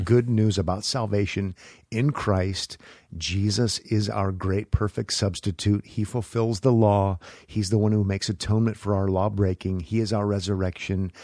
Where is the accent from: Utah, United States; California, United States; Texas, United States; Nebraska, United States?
Nebraska, United States; moved away as an adult; also born or lived in Los Angeles; I was from Neb-, Nebraska